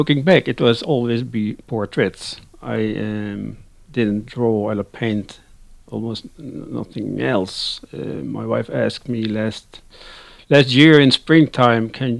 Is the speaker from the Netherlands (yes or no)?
yes; Netherlands; English is a second language; moved away as an adult; now in Sweden; I'm living in Sweden, but actually I'm born and raised in the Netherlands, and I've lived my first 36 years